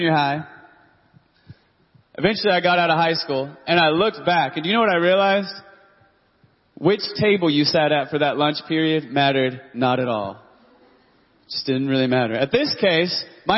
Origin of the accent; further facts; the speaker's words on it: Dallas-Fort Worth area, Texas, United States; I grew up in the Dallas-Fort Worth area